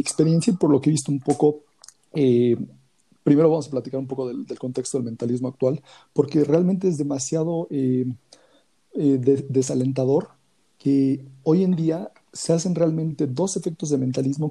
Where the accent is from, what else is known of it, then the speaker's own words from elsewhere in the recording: Mexico City, Mexico; soy de la Ciudad de México